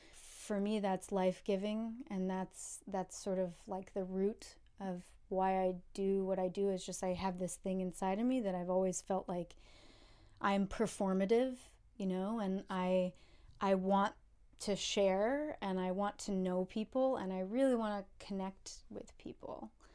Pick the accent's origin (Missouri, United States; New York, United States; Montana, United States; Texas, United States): New York, United States; Saratoga Springs; I grew up in Saratoga Springs, New York, uh, upstate from the city